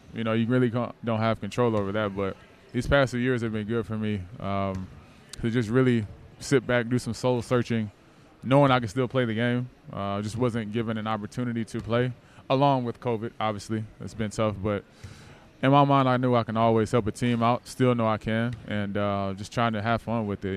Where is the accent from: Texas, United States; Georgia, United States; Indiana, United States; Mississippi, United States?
Georgia, United States; Norcross; also born or lived in Nashville, Tennessee; grew up in Norcross, Georgia